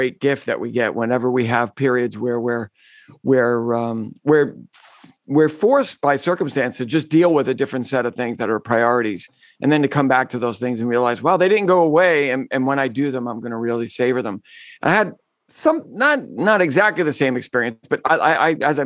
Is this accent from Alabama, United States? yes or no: no; New York, United States; I'm a New Yorker.